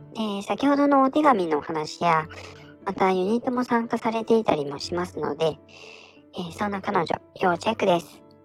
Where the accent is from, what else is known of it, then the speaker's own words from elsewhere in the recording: Niigata, Japan; 生まれも育ちも新潟ということで